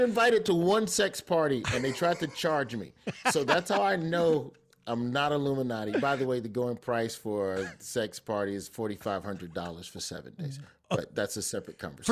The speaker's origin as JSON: {"language": "English", "region": "Alabama", "country": "United States", "said": "I'm from Alabama"}